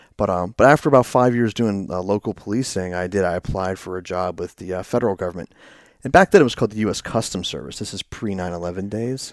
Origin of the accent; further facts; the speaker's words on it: Herndon, Virginia, United States; I actually grew up in, uh, Northern Virginia